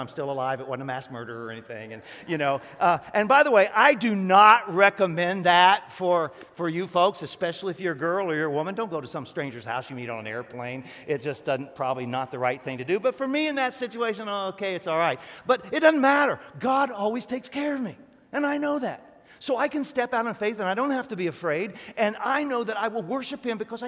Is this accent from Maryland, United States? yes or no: no; Northeast Ohio, United States; I'm Northeast Ohio.